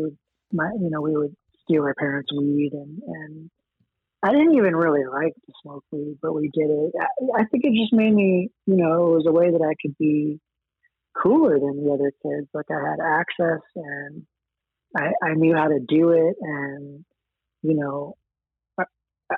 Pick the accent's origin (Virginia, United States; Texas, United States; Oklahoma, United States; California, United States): California, United States; Los Angeles; also born or lived in Queens, New York; we moved a bunch of times by the time I was five and ended up in LA around there